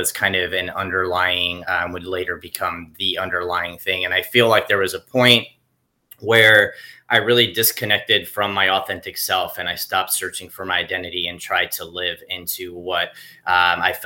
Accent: South Florida, United States; I grew up in South Florida

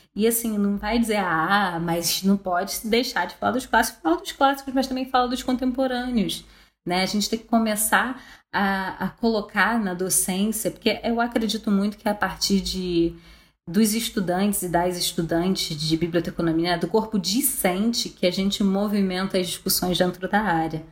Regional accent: Brazil; a gente como brasileira

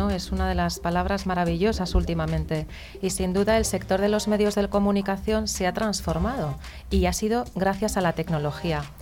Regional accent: Basque Country, Spain

